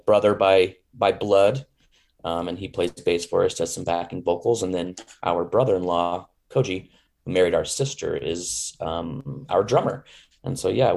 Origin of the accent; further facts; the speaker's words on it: Boise, Idaho, United States; moved away as an adult; also born or lived in Alaska; growing up in Boise